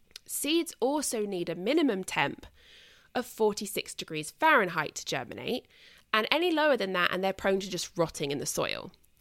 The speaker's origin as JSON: {"language": "English", "country": "United Kingdom", "said": "And as I've mentioned before, I mean, obviously I'm British."}